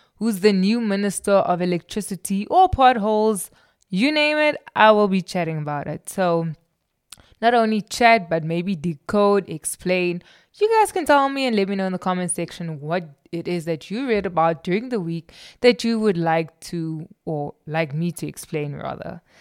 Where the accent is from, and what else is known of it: South Africa